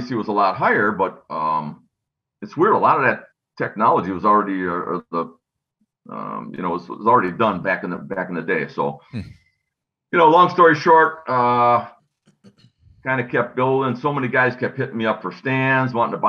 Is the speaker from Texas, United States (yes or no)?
no; Wisconsin, United States; We're from Wisconsin. It was climber country.